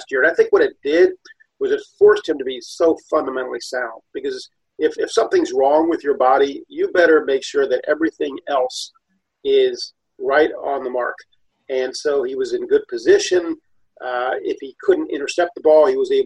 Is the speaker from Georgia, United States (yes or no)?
no; Ohio, United States; since I was a kid growing up in Ohio